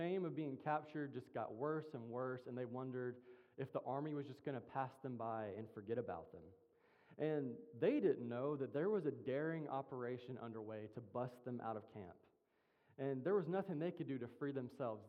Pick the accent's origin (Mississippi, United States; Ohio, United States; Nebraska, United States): Mississippi, United States; I'm from Mississippi, and in Mississippi, when someone says good morning, you say it back.